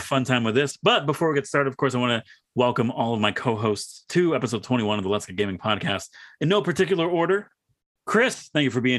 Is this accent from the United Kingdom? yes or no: no; Canada; we're from Canada.